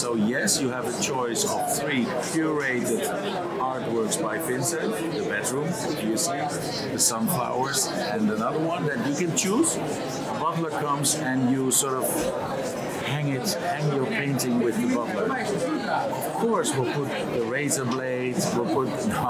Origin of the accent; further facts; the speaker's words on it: Amsterdam, North Holland, Netherlands; moved away as an adult; also born or lived in Mexico; now in Amsterdam, Netherlands; Born and raised in Amsterdam.